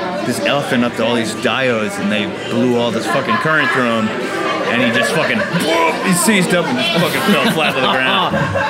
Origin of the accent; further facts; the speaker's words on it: West Texas, United States; also born or lived in Mississippi; I grew up in West fucking Texas where we deer hunted and we dove hunted all the time. I went to college in Mississippi where we duck hunted all the fucking time.